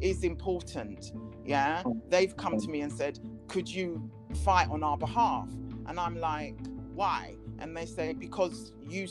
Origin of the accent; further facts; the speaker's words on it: England, United Kingdom; I was English